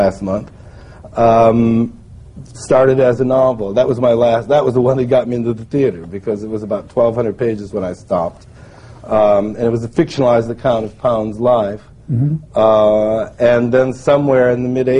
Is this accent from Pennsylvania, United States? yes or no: no; Chicago, Illinois, United States; moved away as an adult; also born or lived in Indiana / Connecticut; I grew up in Chicago, just outside of Chicago